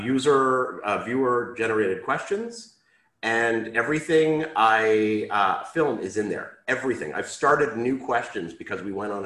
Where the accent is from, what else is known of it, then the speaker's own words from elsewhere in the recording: Canada; moved away as an adult; now in Israel; Okay, so I am Canadian. I grew up in Canada, lived most of my life in Canada. I moved to Israel when I was about 20.